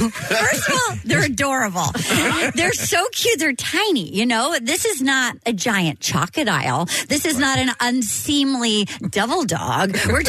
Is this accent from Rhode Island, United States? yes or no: yes; Little Compton, Rhode Island, United States; now in New York, United States; I grew up in Rhode Island.